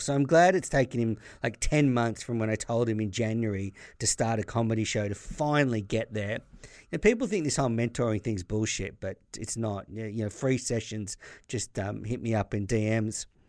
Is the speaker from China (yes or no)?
no; Australia; as an Australian listener